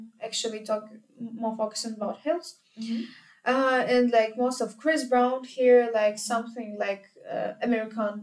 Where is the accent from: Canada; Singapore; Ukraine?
Ukraine; moved away as an adult; now in Vienna, Austria; in Ukraine we attend classes to even in beginners and advanced level and everything